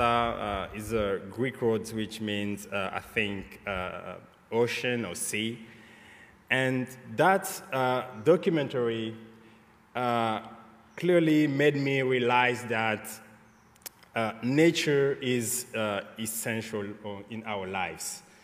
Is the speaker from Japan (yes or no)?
no; Great Lakes region, Kivu, DR Congo; moved away as an adult; now in United States; I was born in the Kivu Great Lakes region in Congo